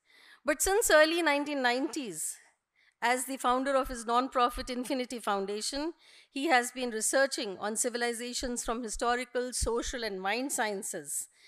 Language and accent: English; India; Just not because we are an Indian. It is not that just. We are Indians.